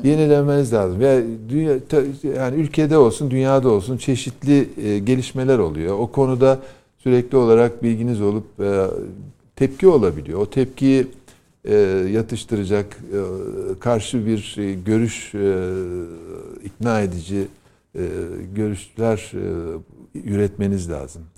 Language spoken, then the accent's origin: Turkish; Erzurum, Turkey; moved away; Erzurum'da ilkokulu okurken